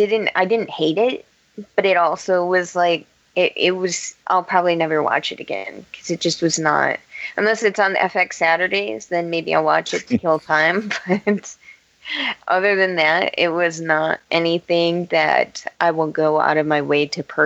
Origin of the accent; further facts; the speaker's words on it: United States; It's how we Americans roll.